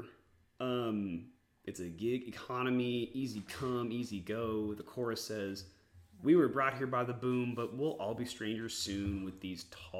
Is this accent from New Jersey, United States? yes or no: no; Texas, United States; also born or lived in Georgia; I'm from Texas. Outside of a stint for 3 months when I lived in the great state of Georgia, I've lived in Texas, always.